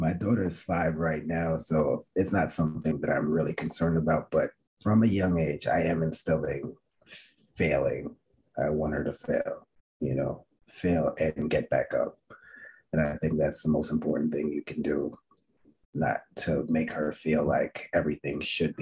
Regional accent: New York City, New York, United States; I grew up in Flatbush

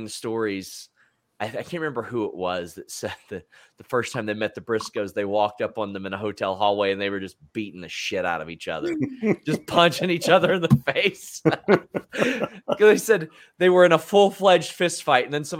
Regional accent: the South, United States; I grew up in the South

